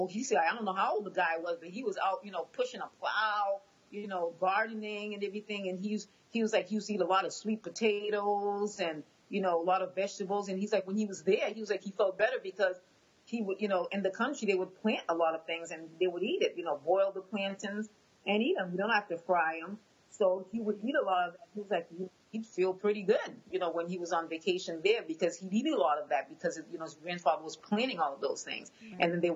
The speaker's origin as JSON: {"language": "English", "town": "Boston", "region": "Massachusetts", "country": "United States", "tie": "born or raised there", "first_language": "Haitian Creole", "second_language": "English", "said": "No, I was born and raised in Boston. Okay. My husband was born in Haiti. Okay. I'm just bilingual because my parents had just come, and so they spoke Creole, so then I spoke Haitian Creole first. And then I learned English"}